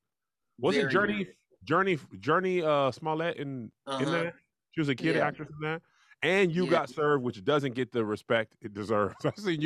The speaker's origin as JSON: {"language": "English", "town": "El Paso", "region": "Texas", "country": "United States", "said": "I'm from El Paso, not El Paso."}